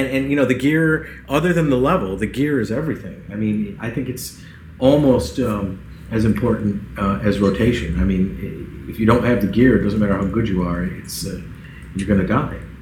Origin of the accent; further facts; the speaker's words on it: Central New York, United States; I'm from Central New York